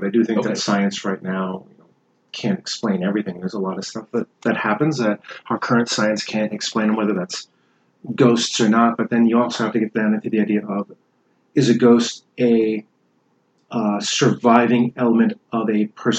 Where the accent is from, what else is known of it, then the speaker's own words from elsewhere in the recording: New England, United States; I grew up in a small town, New England